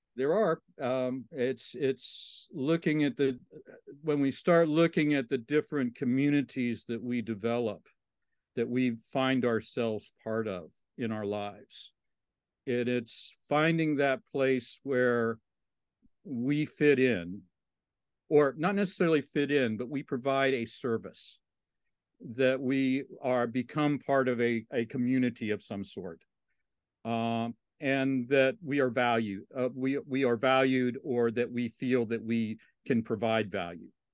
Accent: Southwest Virginia, United States; moved away as an adult; also born or lived in Texas; now in Austin, United States; I grew up in Southwest Virginia. in the, uh, on the Virginia Highlands area

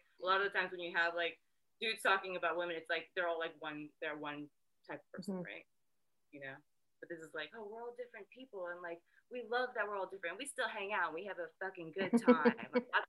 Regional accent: Japan; moved away as an adult; well, I grew up in Japan, right? So I lived in Japan until I was 18, and Riot Girl never made it to Japan.

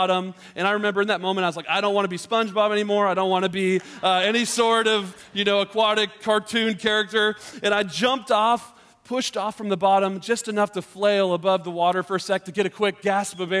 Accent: Georgia, United States; moved away; I grew up in Georgia, which is another state that's very warm in the summertime

